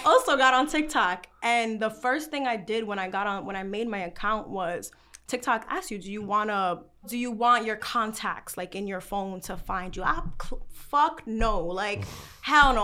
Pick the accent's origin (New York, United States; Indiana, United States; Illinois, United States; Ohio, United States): New York, United States; New York City; I'm from the Bronx